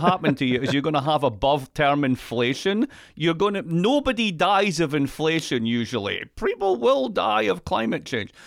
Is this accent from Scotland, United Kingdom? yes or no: yes; Scotland, United Kingdom; I'm Scottish